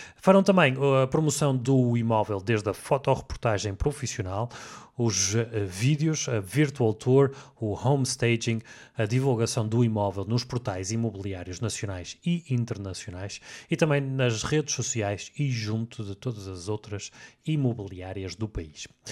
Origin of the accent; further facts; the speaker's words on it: the North, Norte, Portugal; como nós somos aqui do Norte